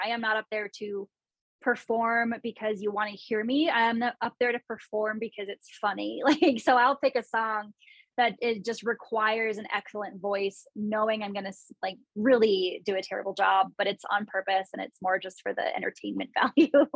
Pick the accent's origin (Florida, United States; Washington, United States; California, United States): California, United States; San Luis Obispo and Santa Cruz; moved away as an adult; also born or lived in Bay Area; now in Denver, United States; I grew up in San Luis Obispo and Santa Cruz